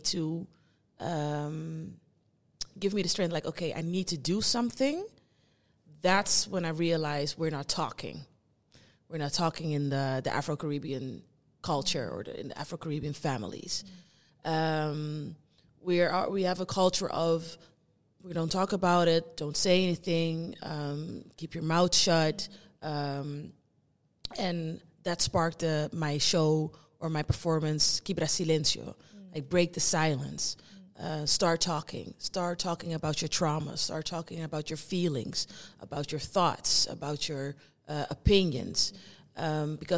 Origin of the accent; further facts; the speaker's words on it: Netherlands; I was born here in the Netherlands. I grew up here. My parents and my family are from Curaçao